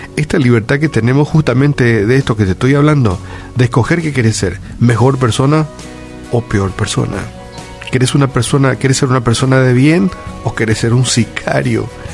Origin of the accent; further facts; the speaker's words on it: Paraguay; naciste, en nuestro caso, en este, en este bello Paraguay y nacimos aquí